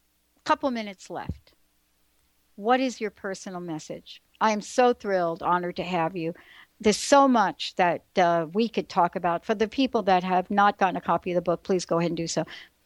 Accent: United States; also born or lived in New Jersey; I grew up in New York and in New Jersey.

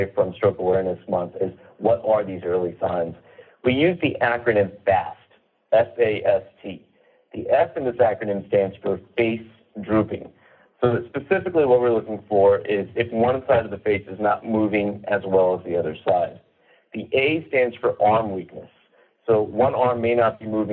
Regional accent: the South, United States; I was raised in the South

